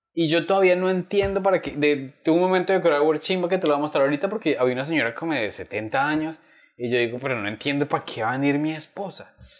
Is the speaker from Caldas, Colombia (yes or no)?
no; Bogotá, Colombia; also born or lived in Chitagá / Duitama; yo estudié, o sea, tú, vives en Bogotá, estudias en un colegio del norte